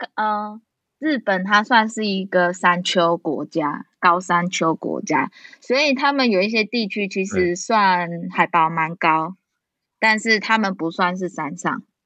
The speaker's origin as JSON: {"language": "Chinese", "region": "Changhua County", "country": "Taiwan", "moved": "yes", "lives_now": "Taichung, Taiwan", "said": "我是彰化人"}